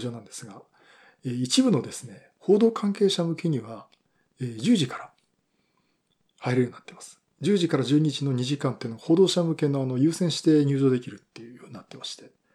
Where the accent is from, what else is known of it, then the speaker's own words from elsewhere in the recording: Yokohama, Kanagawa, Japan; 私の地元横浜